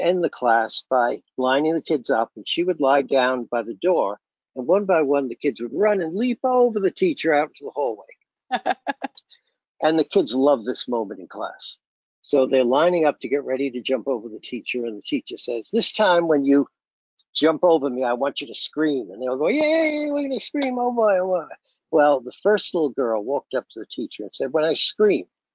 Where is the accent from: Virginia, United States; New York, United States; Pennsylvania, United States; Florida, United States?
New York, United States; New York City; I grew up in Brooklyn